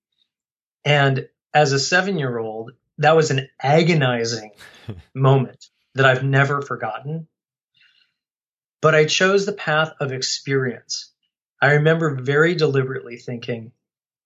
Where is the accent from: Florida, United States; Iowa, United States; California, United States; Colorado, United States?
Colorado, United States; I grew up in Colorado